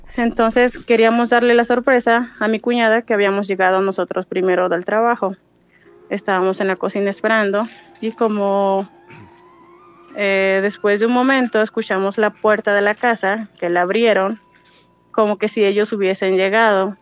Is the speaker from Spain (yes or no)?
no; Dominican Republic; moved away as an adult; now in Mexico; soy dominicana, pero resido aquí este, en México hace ya 12 años